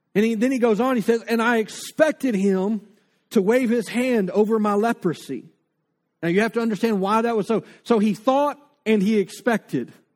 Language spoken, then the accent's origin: English; North Louisiana, United States; now in Lake Charles, United States; I grew up in North Louisiana with the Red River.